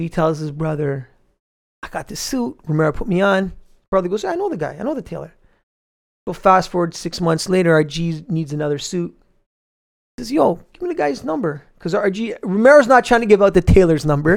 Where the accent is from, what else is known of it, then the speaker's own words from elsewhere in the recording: Toronto, Ontario, Canada; I grew up in Scarborough